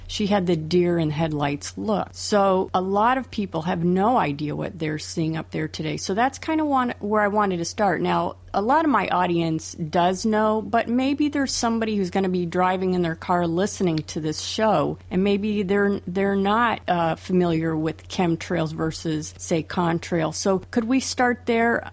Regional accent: Florida, United States; I grew up in Florida, and I remember as a child have seeing just clear blue skies much of the time

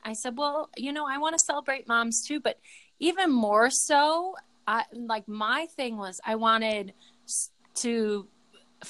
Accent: Chicago, Illinois, United States; I'm from the South Side of Chicago

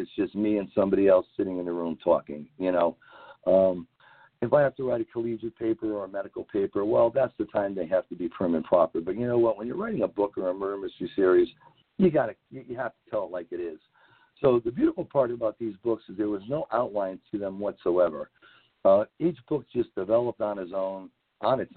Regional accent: New England, United States; I'm from New England

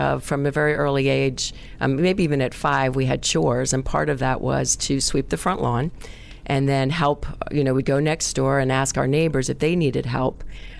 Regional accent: New York City, New York, United States; I grew up in Middle Village, Queens, New York, just outside of Manhattan.

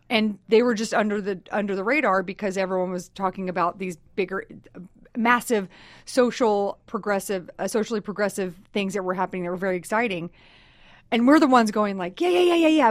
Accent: Texas, United States; I'm from Texas, so I say talk a lot

